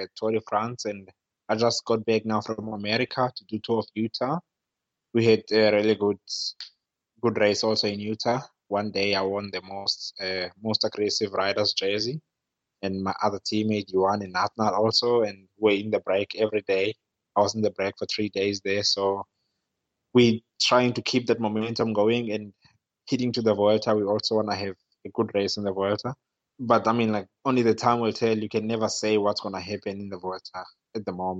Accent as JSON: {"language": "English", "town": "Cape Town", "region": "Western Cape", "country": "South Africa", "tie": "born or raised there", "also_born_or_lived": "Europe", "moved": "as an adult", "said": "I'm from Fishhook in Cape Town"}